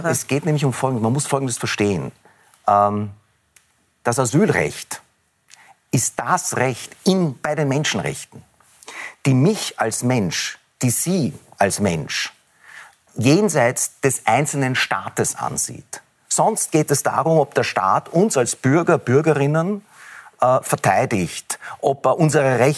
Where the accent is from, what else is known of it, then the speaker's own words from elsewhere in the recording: Israel; born there; Es ist aber nicht so, dass das, was in meinem Geburtsland vor sich geht, äh, ein Kampf ist gegen den Islam, sondern es ist ein Konflikt um ein Land zwischen zwei Nationen.